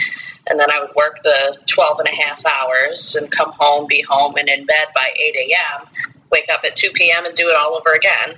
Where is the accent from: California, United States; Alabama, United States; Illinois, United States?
Illinois, United States; Chicago; now in Florida, United States; I actually live in Florida now, but I am originally from Chicago. I lived there for 10 years